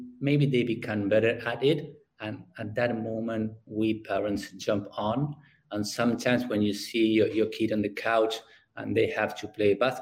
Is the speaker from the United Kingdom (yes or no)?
no; Argentina; English is a second language; I'm from Argentina